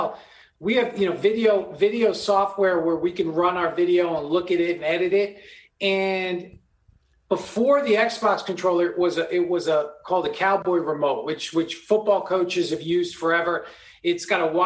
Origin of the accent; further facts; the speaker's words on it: New York, United States; now in Los Angeles, United States; I grew up in New York